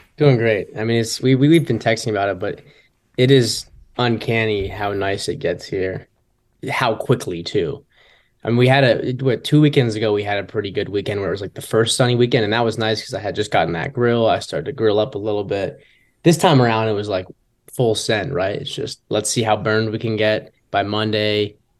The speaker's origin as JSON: {"language": "English", "region": "Michigan", "country": "United States", "moved": "yes", "said": "I'm obviously from Michigan"}